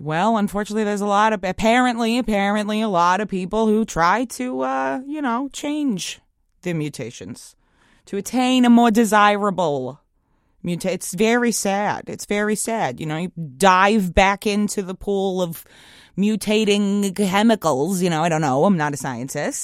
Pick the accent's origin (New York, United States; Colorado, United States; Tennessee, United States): New York, United States; Long Island; I grew up in Long Island.